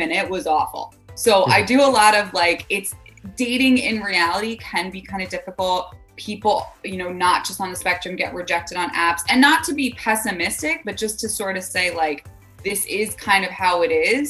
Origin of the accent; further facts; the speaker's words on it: East Coast, United States; I'm also from the East Coast